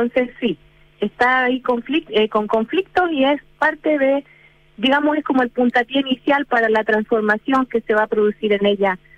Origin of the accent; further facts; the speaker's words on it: North, Chile; born there; pienso que hubiera nacido en el norte de Chile, donde yo nací, en, obviamente en el siglo XXI, ah, perdón, en el siglo XX